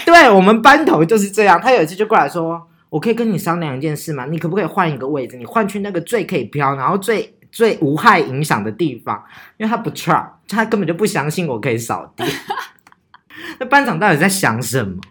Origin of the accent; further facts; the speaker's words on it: Taichung, Taiwan; 这就是我们北屯人